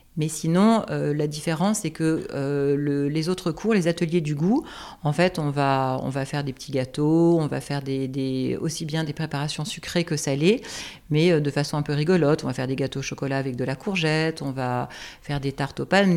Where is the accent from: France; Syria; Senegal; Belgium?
France; Alsace, Grand Est; moved away as an adult; also born or lived in Strasbourg / Quebec; now in Paris, France; Alors, je suis alsacienne. Pour moi, c'est très important parce que j'ai été élevée à la campagne